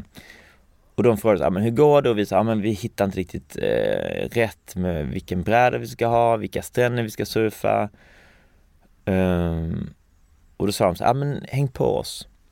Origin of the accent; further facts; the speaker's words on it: Falsterbo, Skåne, Sweden; also born or lived in Hawaii / Lund; jag växte upp um, i Skalna Falsterbo som mm. ligger i sydvästra Skåne